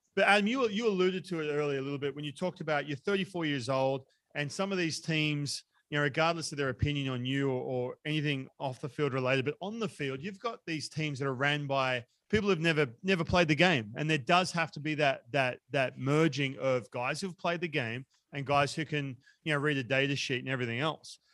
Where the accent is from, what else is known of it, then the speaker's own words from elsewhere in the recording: Australia; now in United States; I was growing up in Australia